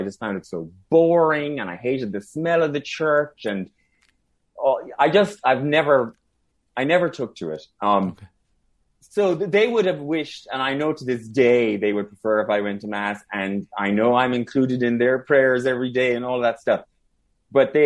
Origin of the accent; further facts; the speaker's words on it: Ballinrobe, Connacht, Ireland; I'm from Ballinrobe, County Mayo, which is South County Mayo